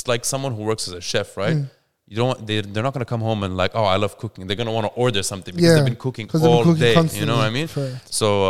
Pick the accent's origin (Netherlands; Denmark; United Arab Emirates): United Arab Emirates; Dubai; now in Australia; I'm born and bred in Dubai.